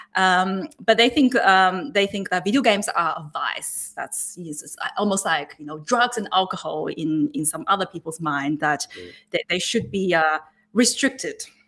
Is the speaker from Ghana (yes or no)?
no; Hunter Valley, New South Wales, Australia; now in Canberra, Australia; I'm actually also from the Hunter Valley. I grew up in the Hunter Valley